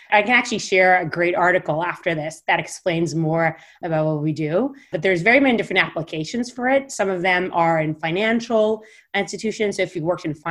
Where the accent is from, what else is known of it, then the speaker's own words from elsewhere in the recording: Israel; moved away as an adult; also born or lived in Stanford, United States; I was born and raised in Israel, and I grew up on a university campus in Israel.